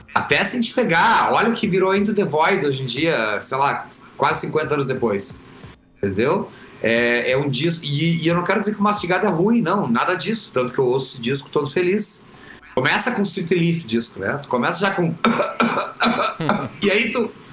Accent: Camaquã, Rio Grande do Sul, Brazil; nasci em Camacuã, no Rio Grande do Sul

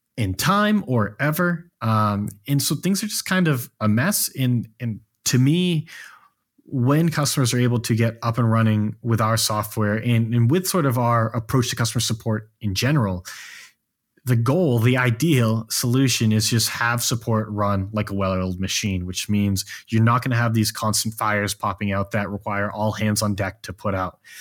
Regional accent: Maine, United States; now in Austin, United States; while I'm from Maine, I currently live in Austin, Texas

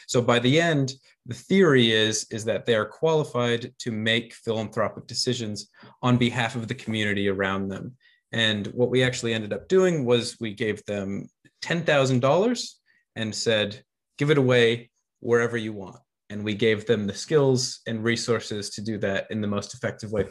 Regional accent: United States; now in New Zealand; guess from my accent, I'm I'm from the states originally.

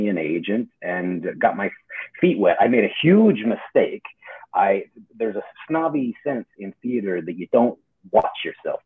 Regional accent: Calgary, Alberta, Canada; moved away; I grew up in Calgary

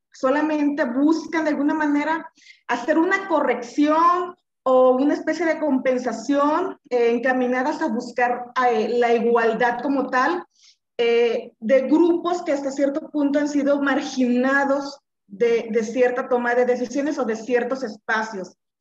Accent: Colima, Mexico; soy de Colima

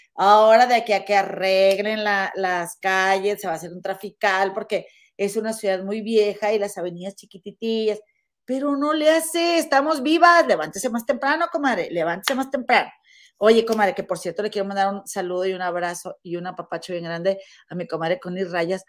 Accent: Monterrey, Nuevo León, Mexico; now in Chicago area, United States; somos, somos este, regias

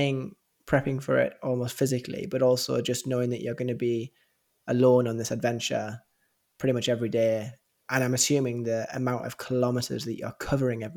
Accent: England, United Kingdom; it's very different growing up in England

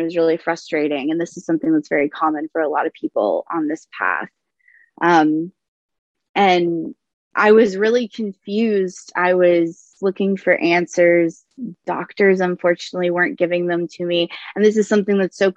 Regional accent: the South, United States; I am from the South

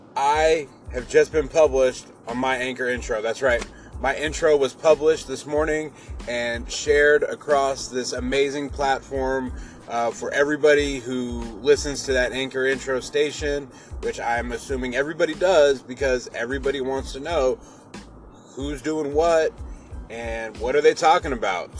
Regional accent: Seattle, Washington, United States; I'm from Seattle, Washington.

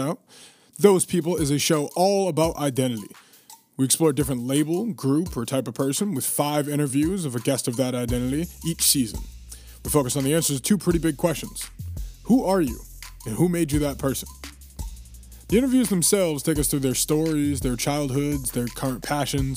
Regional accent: Massachusetts, United States; from my home state of Massachusetts

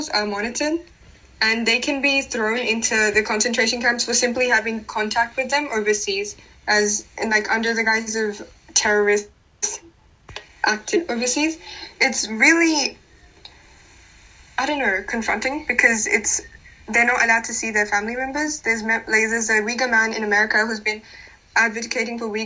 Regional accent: Pakistan; moved away; I am from Pakistan

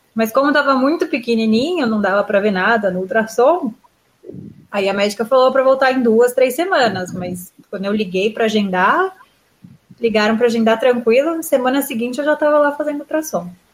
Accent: Brazil; now in Israel; Eu tô acostumada com tratamento particular do Brasil

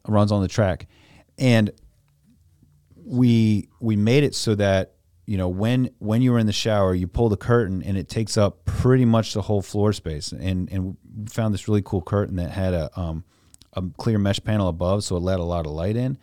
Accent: Louisa County, Virginia, United States; I grew up out in Louisa County

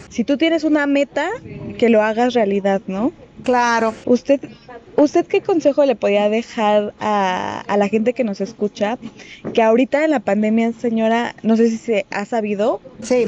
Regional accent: Mexico; nosotros que somos mexicanos

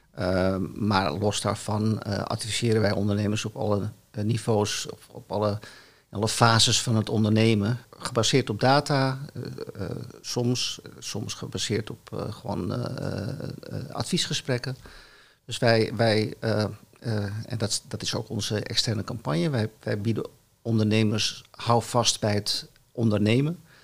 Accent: Amsterdam, North Holland, Netherlands; ik kom uit het Amsterdamse gezin

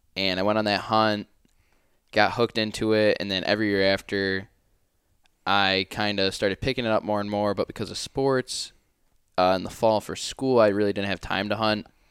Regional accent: Finger Lakes region, New York, United States; I'm from the Finger Lakes region in New York

